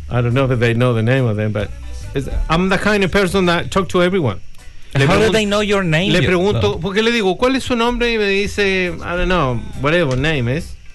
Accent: Chile; Así que viene ahí, a pesar de que nosotros somos chilenos y dicen que no tomamos tanto

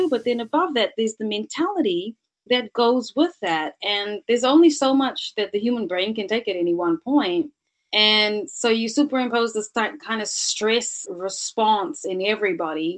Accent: Cape Town, Western Cape, South Africa; moved away; also born or lived in New Zealand; I was born in South Africa. So I was born in Cape Town. I've always had this duality of worlds inside of me. So I've had the South African way of looking at life, but then, you know, superimposed that over into moving into New Zealand.

